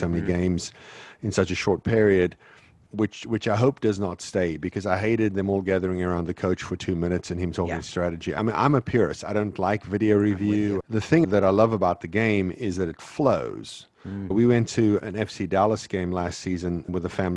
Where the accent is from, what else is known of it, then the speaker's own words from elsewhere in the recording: South Africa; moved away; I grew up in South Africa